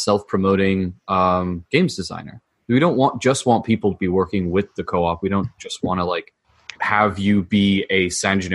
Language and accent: English; United Kingdom; moved away; I'm a British immigrant